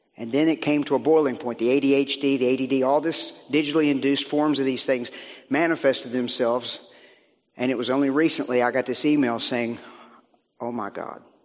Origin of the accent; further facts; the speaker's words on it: Virginia, United States; Beth and I come from Virginia uh, in the U.S.